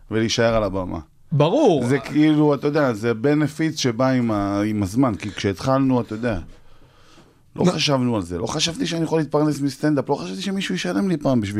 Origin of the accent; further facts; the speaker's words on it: Tiberias, Northern District, Israel; moved away as an adult; also born or lived in Ariel; אני מטבריה, נולדתי בורן נכון. אנד raised.